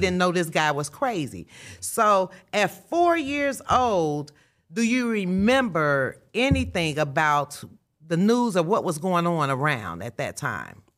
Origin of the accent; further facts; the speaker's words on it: Chicago, Illinois, United States; moved away; me being raised in Chicago, this is my hometown, although I don't live here now